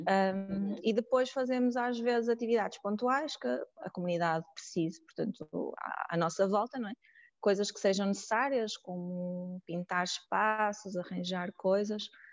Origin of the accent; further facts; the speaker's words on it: Porto, Norte, Portugal; sou do Porto